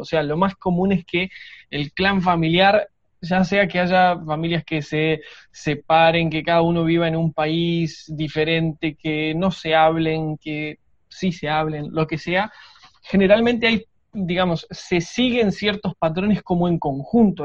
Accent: Argentina

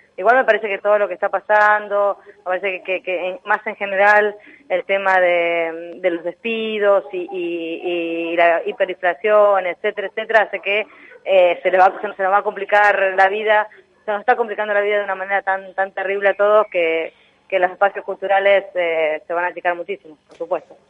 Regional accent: Buenos Aires, Argentina; somos los porteños y las porteñas

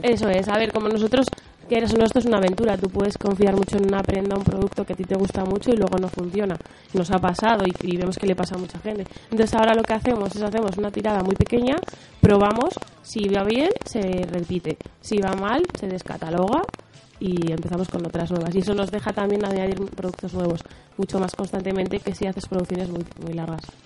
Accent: Laredo, Cantabria, Spain; al ser de aquí me supone menos esfuerzo y darme a conocer en mi tierra también me incentiva más

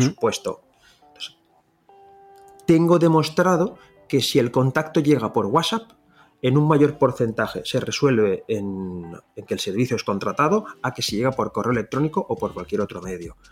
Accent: Valencia, Valencian Community, Spain; first language Valencian; Spanish is a second language; yo soy de Valencia y mi lengua nativa es el valenciano

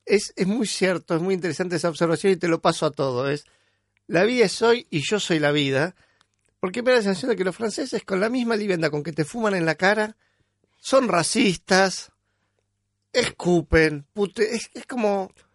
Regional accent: Buenos Aires, Argentina; porteño, vengo de la clase media

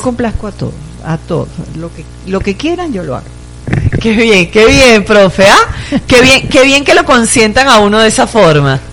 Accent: Venezuela; moved away; los venezolanos ahora somos del mundo.

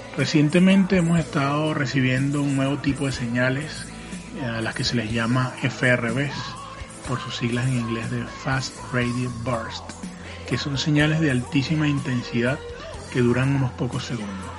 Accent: Caracas, Capital District, Venezuela; mi ciudad natal, Caracas, Venezuela

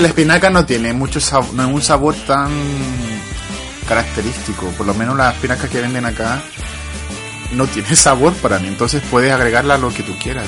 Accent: Chile; accent: Chilean; also born or lived in England; now in United Kingdom; tratando de esconder lo chileno

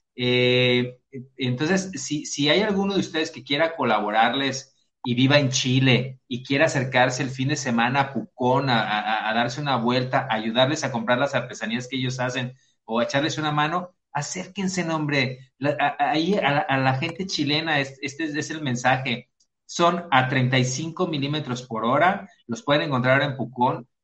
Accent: Mexico; los mexicanos cantinfleamos

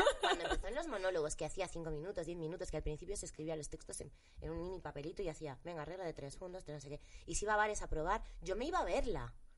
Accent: Galicia, Spain; moved away; trabajar en gallego, para trabajar en mi tierra

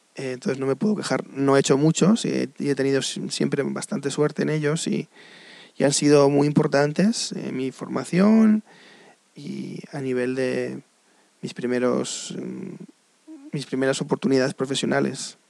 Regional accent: Spain; moved away; also born or lived in United States; ante todo soy español, claro. Pero mm, he vivido en Estados Unidos casi 20 años de mi vida.

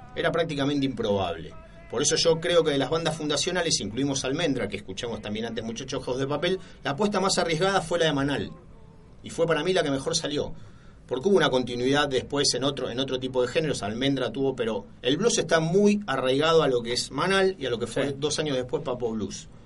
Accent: Argentina

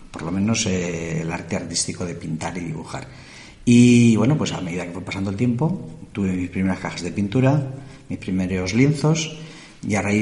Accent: Puebla de la Sierra, Community of Madrid, Spain; born there; yo soy nacido en Puebla de la Sierra.

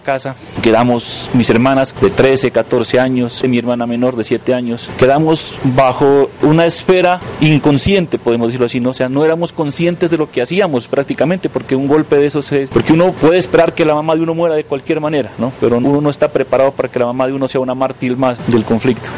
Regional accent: San José, Nariño, Colombia; born or raised there; now in Pasto, Colombia

